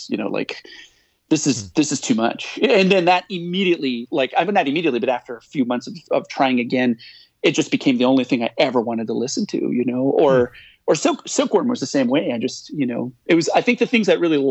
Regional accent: North Dakota, United States; moved away as an adult; now in Kalamazoo, United States; I grew up in North Dakota, and not just in North Dakota, but I grew up in a really small, very isolated town in North Dakota

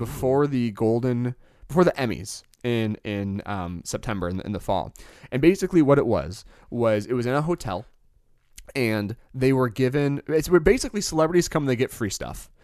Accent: Michigan, United States; we're from Michigan

